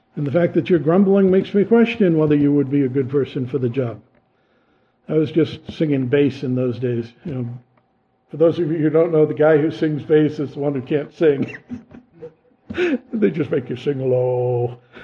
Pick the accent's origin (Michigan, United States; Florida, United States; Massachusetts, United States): Massachusetts, United States; they pick up on my accent and know I'm a Yankee from Massachusetts